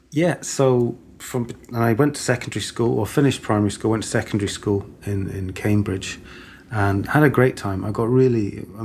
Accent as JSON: {"language": "English", "town": "Stockholm", "region": "Stockholm County", "country": "Sweden", "tie": "born there", "said": "I was born in Stockholm, in Sweden."}